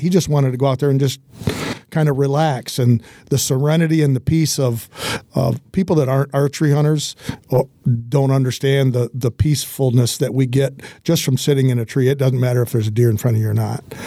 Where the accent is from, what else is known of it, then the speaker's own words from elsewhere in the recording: Hillsdale, Michigan, United States; I'm from Hillsdale